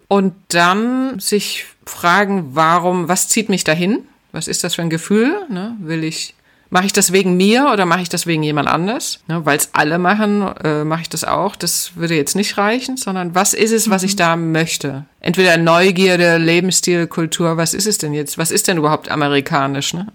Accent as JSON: {"language": "German", "country": "Germany", "also_born_or_lived": "Atlanta, United States", "moved": "yes", "said": "ich bin ja damals auch schon aus der DDR geflüchtet"}